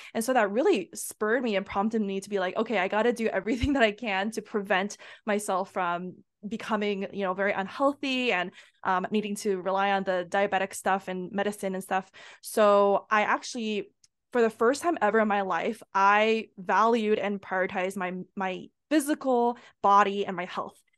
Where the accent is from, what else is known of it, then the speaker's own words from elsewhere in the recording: United States; I'm Asian American, so my parents, they actually immigrated from Asia